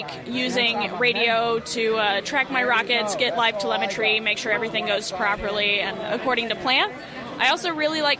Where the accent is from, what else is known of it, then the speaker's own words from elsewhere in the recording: Dallas, Texas, United States; also born or lived in Missouri; I'm from Dallas, Texas